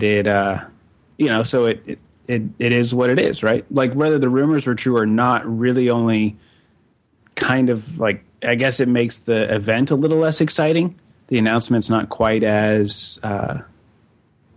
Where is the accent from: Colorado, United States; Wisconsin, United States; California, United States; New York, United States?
Colorado, United States; Denver; now in Kansas City, United States; Denver, my hometown